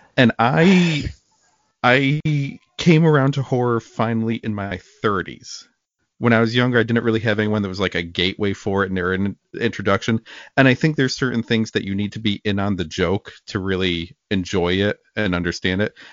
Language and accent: English; Watertown, New York, United States; I grew up in Watertown, New York